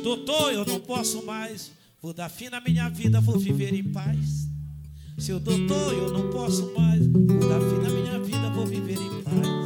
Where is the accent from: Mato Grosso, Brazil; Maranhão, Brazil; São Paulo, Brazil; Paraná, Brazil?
Maranhão, Brazil; Maranhense também